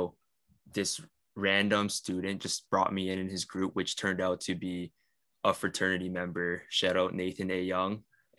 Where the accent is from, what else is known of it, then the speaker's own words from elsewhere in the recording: Aurora, Ontario, Canada; being brought up in a predominantly Caucasian area, like I was brought up in Aurora.